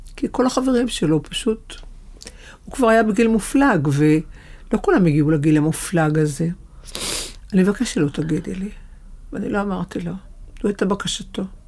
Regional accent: Haifa, Haifa District, Israel; גרנו בחיפה, אגב. נולדתי בחיפה

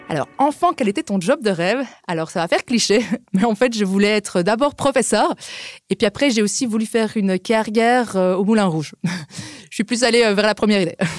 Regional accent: Liège, Wallonia, Belgium; moved away as an adult; also born or lived in England / Spain / Denmark / Berlin, Germany; now in Austria; je suis belge d'origine de Liège

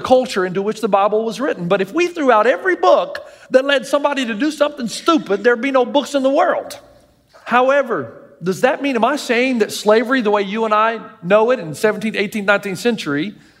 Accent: the South, United States; I grew up in the South

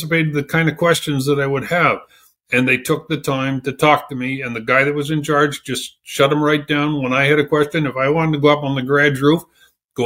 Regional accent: Regina, Saskatchewan, Canada; moved away as an adult; also born or lived in Fort Smith, Northwest Territories / Broughton Island; now in Iqaluit, Canada; born and raised in Regina

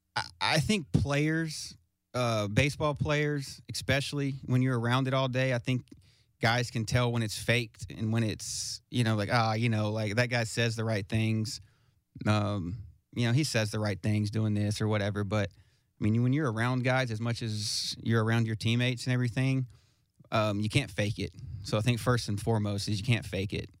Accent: Smyrna, Tennessee, United States; I'm from Smyrna, Smyrna, Tennessee

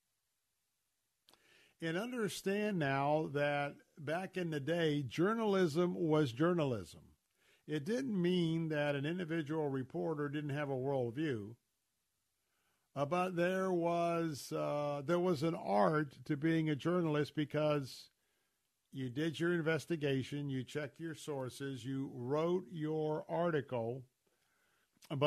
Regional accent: Tampa, Florida, United States; growing up in Tampa, born and raised there

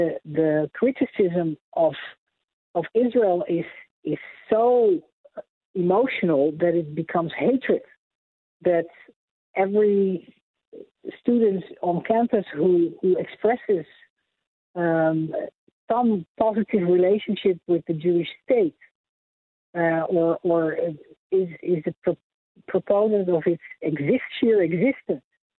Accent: Netherlands; moved away as an adult; also born or lived in Amsterdam, Netherlands; now in United States; I was born and raised in Holland, in Europe, and lived in Amsterdam

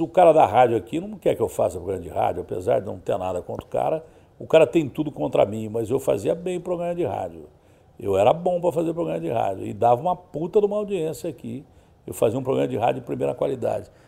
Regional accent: Ribeirão Preto, São Paulo, Brazil; now in São Paulo, Brazil; lá na minha cidade todo mundo era palmeirense, né? Lá em Ribeirão Preto, na região

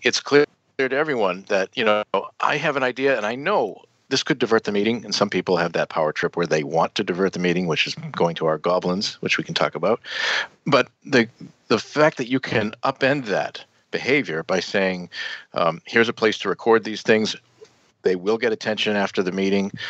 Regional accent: United States; also born or lived in Netherlands; As an American

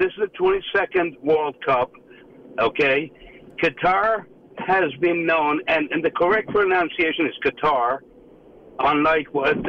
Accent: Iran; now in United States; I came from Iran many years ago. I'm an American now, and I'm rooting for America.

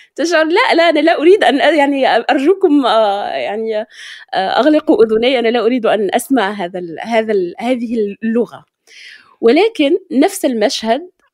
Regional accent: Morocco; accent: Moroccan Darija; نحن كمغاربة

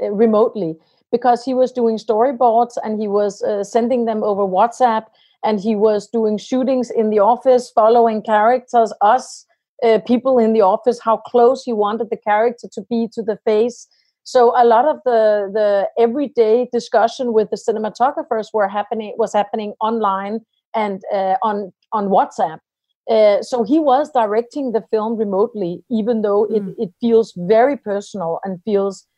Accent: Denmark

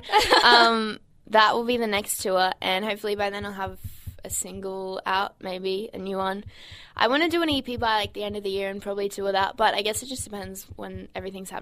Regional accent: Brisbane, Queensland, Australia; Brisbane's my hometown

